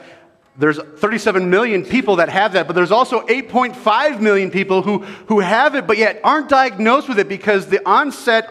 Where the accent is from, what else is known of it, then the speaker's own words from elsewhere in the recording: California, United States; moved away as an adult; now in Colorado, United States; I'm actually from California.